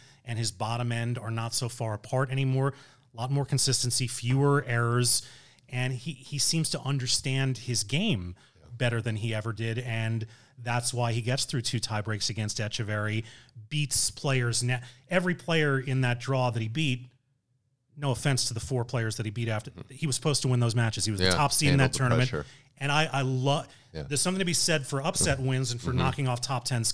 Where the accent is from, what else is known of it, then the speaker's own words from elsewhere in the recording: Maryland, United States; I'm from Maryland